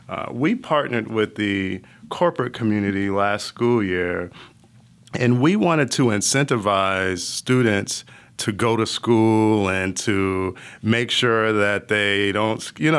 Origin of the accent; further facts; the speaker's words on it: Bloomfield, Connecticut, United States; But I grew up in Bloomfield, Connecticut, a small town outside of Hartford. I was really 2 hours from Boston and 2 hours from Manhattan.